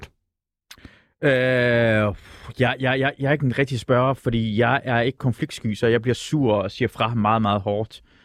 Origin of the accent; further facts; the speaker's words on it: Iran; now in Denmark; jeg er født i Iran under Iran-Irak-krigen